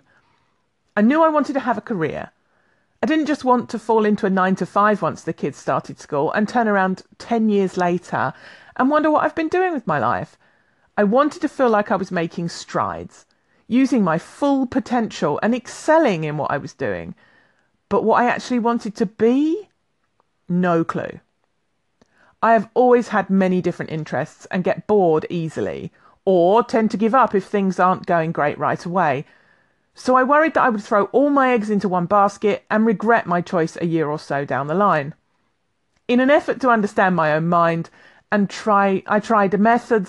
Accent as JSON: {"language": "English", "region": "London", "country": "United Kingdom", "tie": "born or raised there", "moved": "yes", "lives_now": "Highlands, United Kingdom", "said": "I'm a Londoner by birth, living in the Highlands of Scotland"}